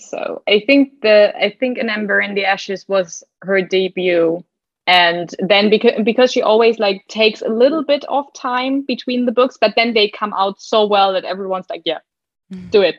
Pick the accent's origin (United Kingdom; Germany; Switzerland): Germany; English is a second language; I'm from Germany